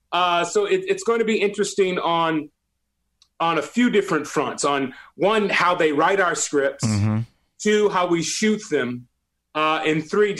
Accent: Compton, California, United States; being and growing up in Compton

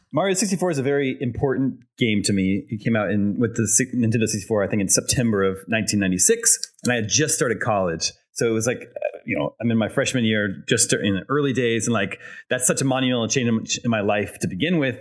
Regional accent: Lenexa, Kansas, United States; my hometown, there was a local video store, not a Blockbuster. It was a local video store called Video Library. It was in Lenexa, Kansas

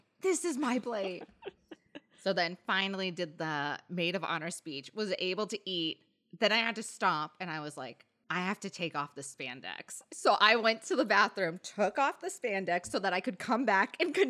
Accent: Indiana, United States; oh my gosh, I grew up in Indiana.

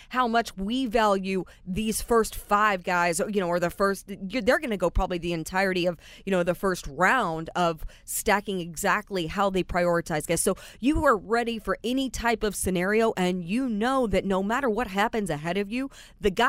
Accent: United States; accent: southern; my southern accent

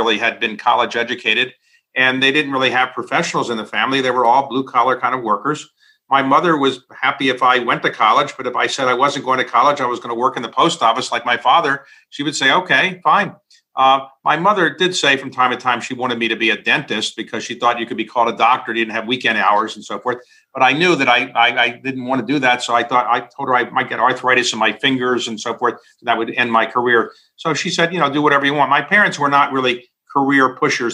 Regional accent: Baltimore, Maryland, United States; I grew up in Baltimore in very modest blue-collar setting

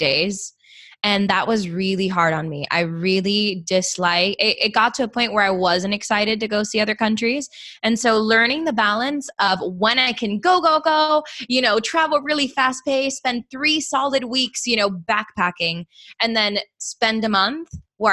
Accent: Miami, Florida, United States; moved away; I'm from Miami

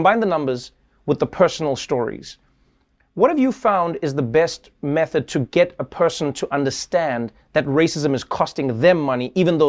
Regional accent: South Africa; Now, as a South African

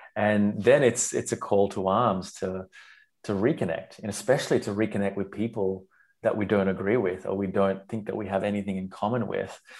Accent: Sri Lanka; I was raised in Sri Lanka

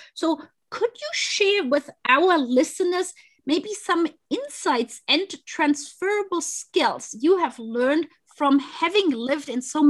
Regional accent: Munich, Bavaria, Germany; I grew up in Munich myself

